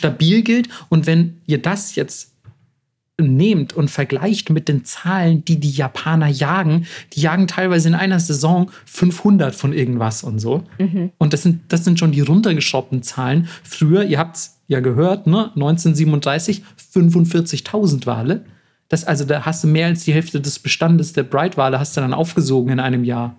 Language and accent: German; Germany; als Deutscher